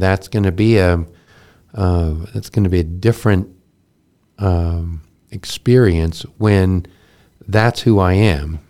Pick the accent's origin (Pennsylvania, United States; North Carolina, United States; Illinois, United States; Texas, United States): Texas, United States; I was born in Texas the same year as the Dallas Cowboys